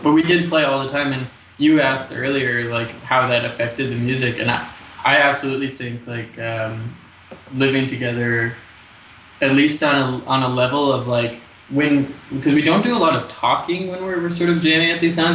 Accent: United States; moved away as an adult; now in Montreal, Canada; I'm American

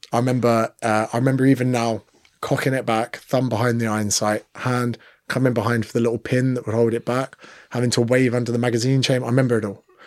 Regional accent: United Kingdom; moved away as an adult; now in Sydney, Australia; as a Brit

